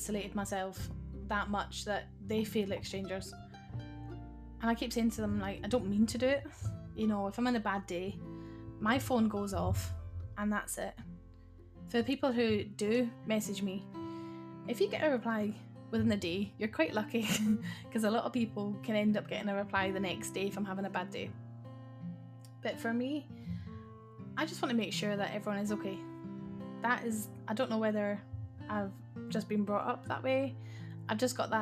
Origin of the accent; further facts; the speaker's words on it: Scotland, United Kingdom; I am Scottish